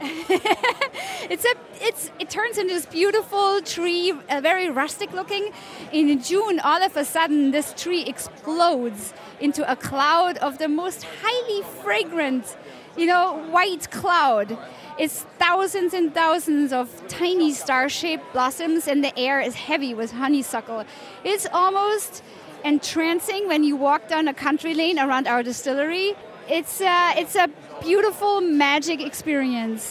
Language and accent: English; Bavaria, Germany; moved away; I'm from Bavaria